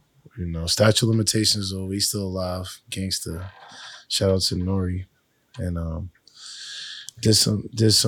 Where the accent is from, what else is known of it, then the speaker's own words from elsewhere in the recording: Boston, Massachusetts, United States; also born or lived in Dorchester, Boston; I'm from Boston. Like, I live in Dorchester, but I'm from East Boston